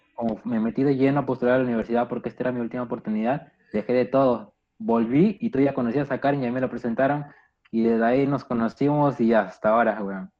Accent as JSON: {"language": "Spanish", "country": "Peru", "said": "yo soy de Perú"}